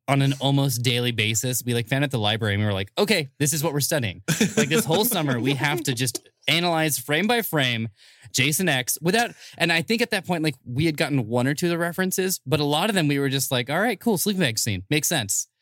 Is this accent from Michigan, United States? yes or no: no; Bay Area, California, United States; now in Los Angeles, United States; I'm originally from the Bay Area